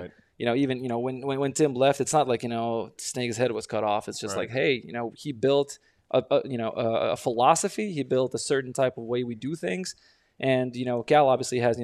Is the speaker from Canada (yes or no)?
no; Lithuania; now in Denver, United States; I'm from Lithuania